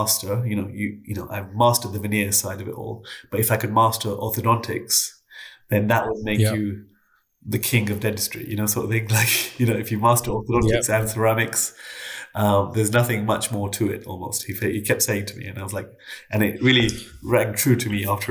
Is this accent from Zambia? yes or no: no; London, United Kingdom; also born or lived in Canada; I was born in Canada, and my parents moved to London when I was quite young